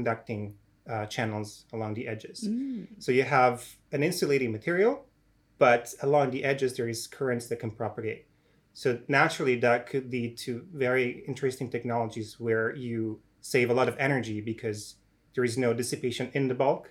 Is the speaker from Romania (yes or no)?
no; Italian-speaking part of Switzerland, Italian-speaking Switzerland, Switzerland; moved away as an adult; also born or lived in Zurich, Switzerland / Oxford, United Kingdom; now in Cambridge, United Kingdom; growing up as a kid, I used to watch a program called Super Quark on the Italian television, because I come from the Italian-speaking part of Switzerland